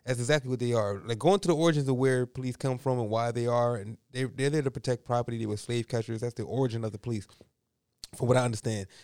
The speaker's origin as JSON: {"language": "English", "town": "Philadelphia", "region": "Pennsylvania", "country": "United States", "tie": "born or raised there", "said": "Growing up in Point Breeze, Philadelphia"}